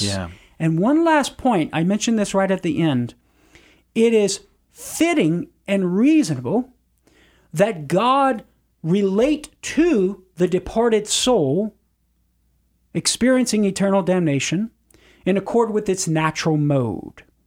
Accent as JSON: {"language": "English", "area": "Cajun", "region": "Louisiana", "country": "United States", "said": "as a Cajun"}